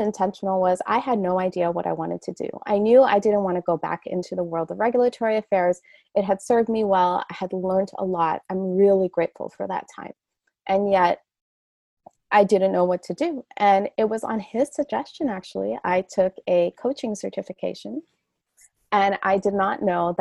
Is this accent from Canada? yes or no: yes; Canada; moved away as an adult; I'm Canadian